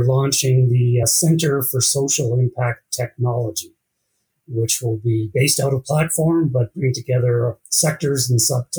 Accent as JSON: {"language": "English", "region": "Ontario", "country": "Canada", "tie": "born or raised there", "moved": "yes", "lives_now": "Calgary, Canada", "said": "I mean, Calgary's a great spot. I grew up in Ontario, but will not move back."}